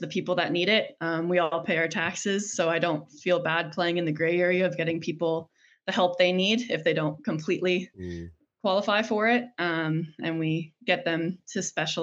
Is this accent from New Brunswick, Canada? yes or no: yes; Western New Brunswick, Canada; moved away as an adult; also born or lived in Calgary / Halifax; I'm born and raised in Western New Brunswick, which is actually where I've come home